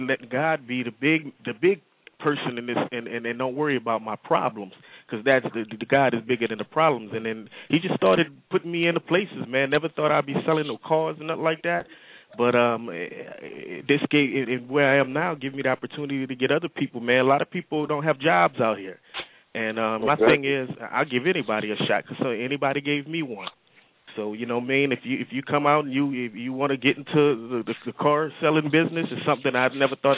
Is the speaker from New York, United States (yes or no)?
no; New Orleans, Louisiana, United States; moved away as an adult; now in Columbus, United States; I'm from New Orleans, came here since Katrina, got here 3 days after Katrina